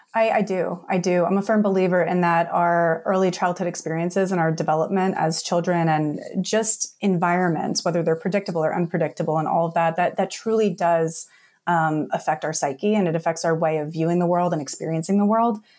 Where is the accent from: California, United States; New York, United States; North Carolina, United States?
New York, United States; New York City; moved away; also born or lived in New Jersey; I was born in New York City, uh, raised in Staten Island, New York, moved to Jersey